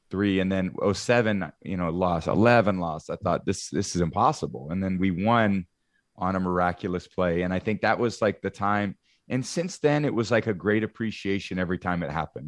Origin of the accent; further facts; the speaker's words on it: Bay Area, California, United States; moved away; I grew up in the Bay Area